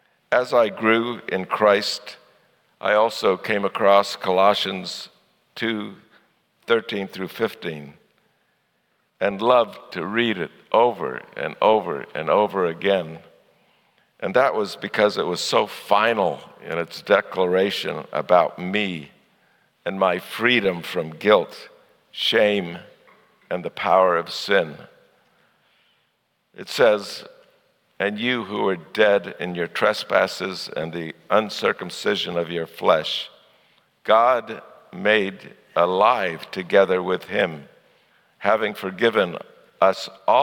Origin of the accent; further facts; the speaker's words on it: Kolondoto, Shinyanga, Tanzania; also born or lived in Chicago; now in United States; I'm a third generation missionary with Africa Inland Mission. I was born here in the United States in Chicago, but my parents took me to Kolondoto, Tanzania when I was 3 years old.